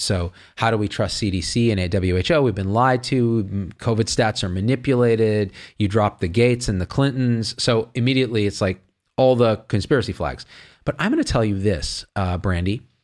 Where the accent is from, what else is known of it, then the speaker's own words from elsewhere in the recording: Central Valley of California, United States; I grew up in the Central Valley of California, and all my friends talk like